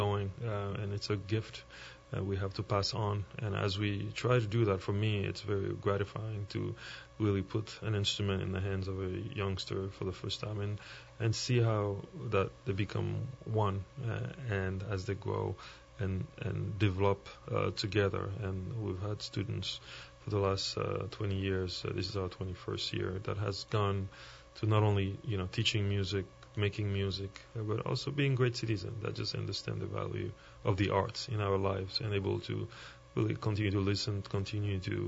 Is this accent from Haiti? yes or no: yes; Haiti; I grew up in Haiti, a little bit down south